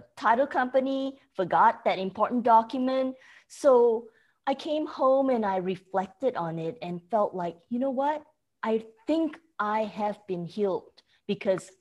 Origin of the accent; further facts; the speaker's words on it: Malaysia; moved away as an adult; also born or lived in Oklahoma, United States; now in Frisco, United States; At 12, back then, I was watching Beverly Hills 90210 on TV in Malaysia